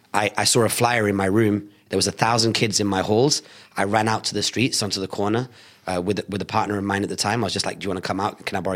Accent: Bolton, North West England, United Kingdom; I was born in Bolton.

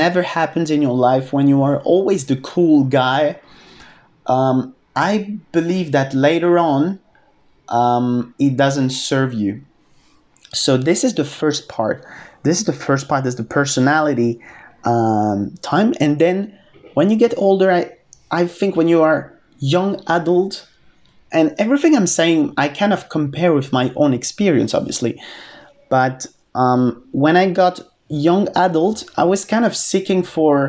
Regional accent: France; moved away as an adult; also born or lived in United Kingdom / Australia; I lived in the UK, I lived in Australia, and then I came back to France

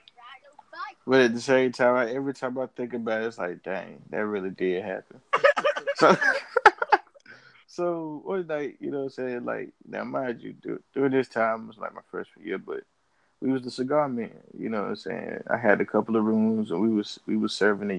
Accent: Charlotte, North Carolina, United States; I was from Charlotte

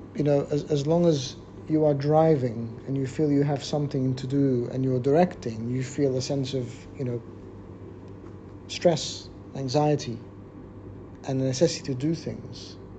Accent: Australia; I grew up in Australia

